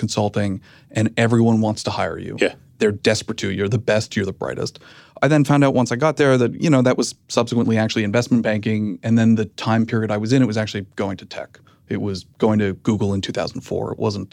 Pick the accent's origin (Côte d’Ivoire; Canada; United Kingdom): Canada; moved away as an adult; now in United States; I'm Canadian. I had recently moved to the United States.